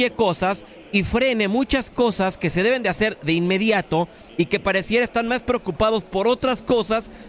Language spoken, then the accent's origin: Spanish; Mexico; Yo evidentemente hoy como mexicano y como aficionado quiero que avance México